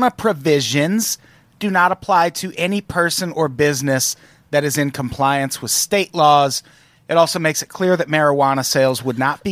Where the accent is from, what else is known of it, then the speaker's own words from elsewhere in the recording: Midwest, United States; I grew up in the Midwest